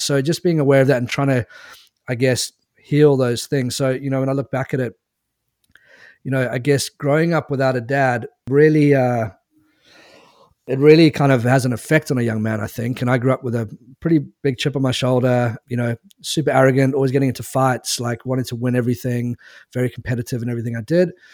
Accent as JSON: {"language": "English", "country": "South Africa", "tie": "born or raised there", "also_born_or_lived": "England", "said": "moved to South Africa when I was nine years old"}